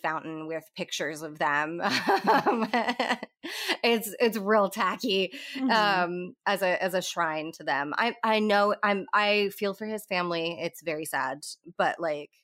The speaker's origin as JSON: {"language": "English", "region": "Florida", "country": "United States", "said": "I am white trash from Florida"}